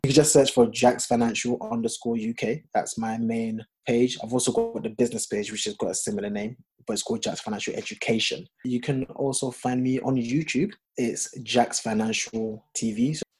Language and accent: English; Ghana; Don't ask me why I've got a French name and I'm Ghanaian.